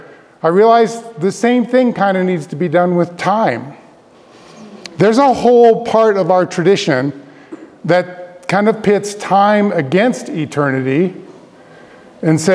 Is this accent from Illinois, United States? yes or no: no; Denver, Colorado, United States; also born or lived in Grand Rapids, Michigan / Palmer Lake, Colorado; I grew up in Denver, Colorado